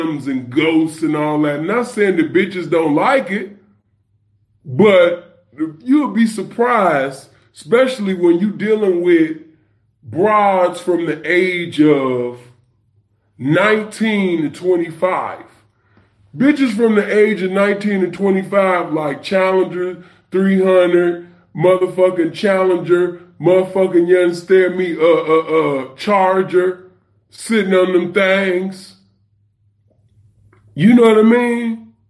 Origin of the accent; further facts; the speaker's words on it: New York City, New York, United States; The block I grew up on